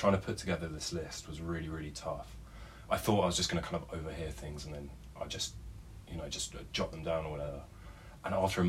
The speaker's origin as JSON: {"language": "English", "area": "Kent", "region": "South East England", "country": "United Kingdom", "moved": "as an adult", "lives_now": "London, United Kingdom", "said": "Based in Old Street, but yeah, I've just been working from home for the last year. I'm originally from Kent, been living in London for about 3 years, been in this flat for about a year and a half."}